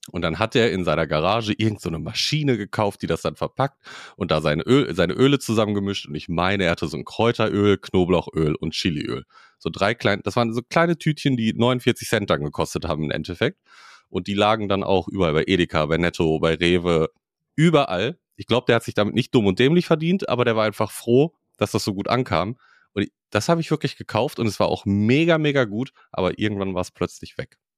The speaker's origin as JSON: {"language": "German", "country": "Switzerland", "said": "Ich komme aus der Schweiz, ne?"}